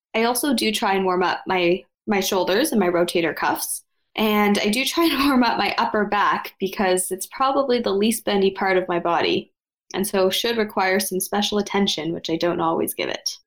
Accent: outside of Toronto, Ontario, Canada; also born or lived in Ottawa; I was raised outside of Toronto

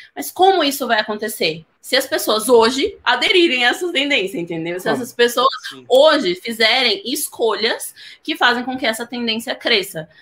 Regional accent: Northeast Region, Brazil; eu sou nordestina

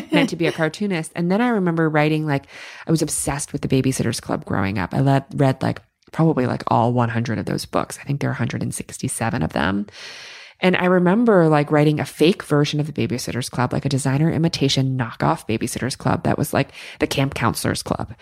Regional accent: New York City, New York, United States; growing up in New York City, everything's go, go, go around you all the time

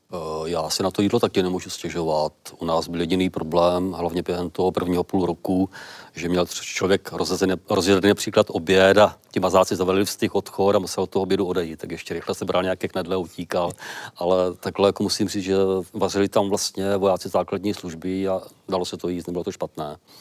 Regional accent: South Moravian Region, Czechia; u nás na Jižní Moravě

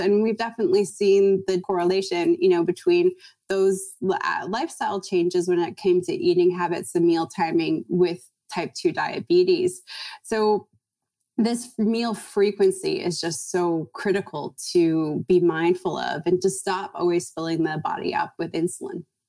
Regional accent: Toronto, Ontario, Canada; moved away as an adult; now in California, United States; I'm from Toronto

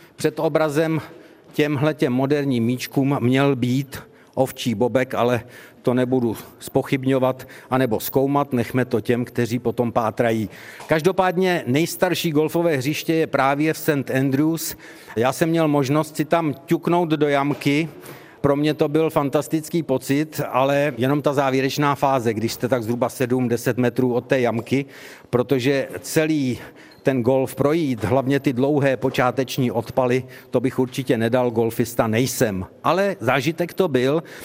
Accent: Czechia; my jako Češi máme taky svůj tartan

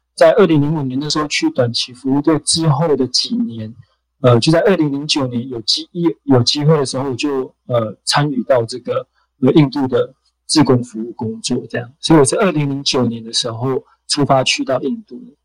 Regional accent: Taiwan; also born or lived in India; 我来自台湾 ，呃，现在住在台北，那我现在是在一个基督教的组织工作，那我过去有十年的时间，呃，在印度工作，在印度生活，当志工，做志工的工作这样

